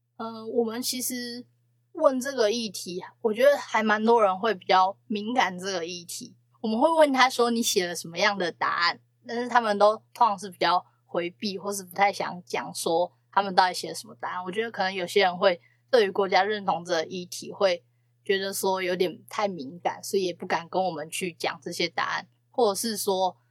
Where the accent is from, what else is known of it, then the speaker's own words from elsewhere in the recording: Hsinchu, Taiwan; 我们新竹那边有一个叫封城部屋的地方